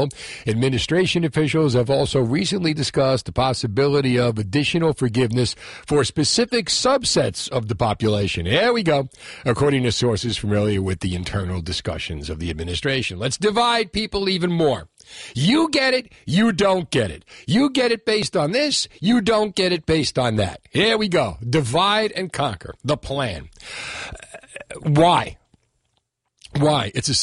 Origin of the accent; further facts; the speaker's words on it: Union City, New Jersey, United States; I grew up in Union City